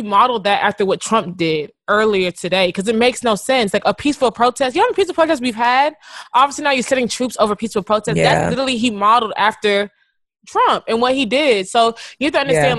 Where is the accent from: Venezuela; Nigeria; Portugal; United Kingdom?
Nigeria; being Nigerian